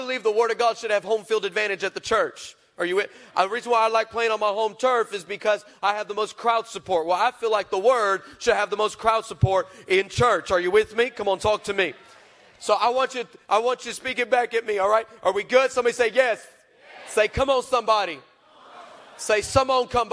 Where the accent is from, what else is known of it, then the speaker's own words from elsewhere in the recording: El Paso, Texas, United States; I'm originally from El Paso, Texas